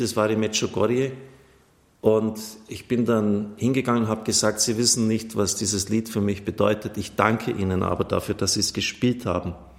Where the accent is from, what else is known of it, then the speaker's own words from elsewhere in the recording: Wilmertshofen, Bavaria, Germany; von meinem Heimat Wilmertshofen